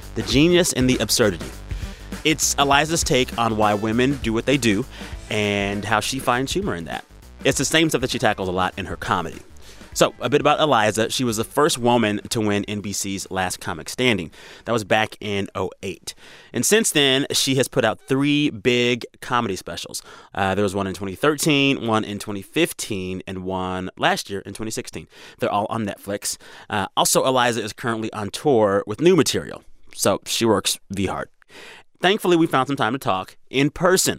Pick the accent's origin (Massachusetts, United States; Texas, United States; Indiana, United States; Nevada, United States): Texas, United States; moved away; we Texans